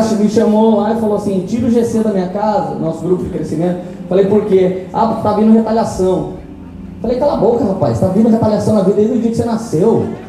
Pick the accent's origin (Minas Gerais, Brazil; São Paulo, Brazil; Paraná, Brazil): São Paulo, Brazil; Tremembé; Eu sou de Tremembé